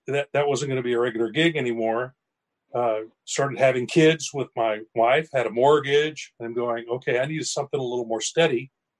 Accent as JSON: {"language": "English", "region": "Southwest Missouri", "country": "United States", "tie": "born or raised there", "said": "that's where I live. I'm a Missouri born and bred. All right. I grew up in Southwest Missouri. You could call me a hillbilly"}